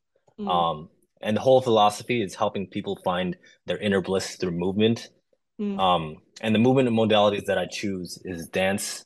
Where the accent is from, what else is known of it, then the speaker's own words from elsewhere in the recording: Chicago, Illinois, United States; being a minority growing up in Chicago